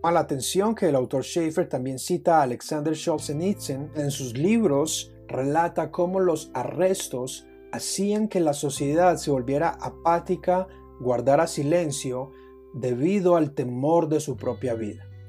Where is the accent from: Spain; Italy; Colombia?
Colombia; mi país, Colombia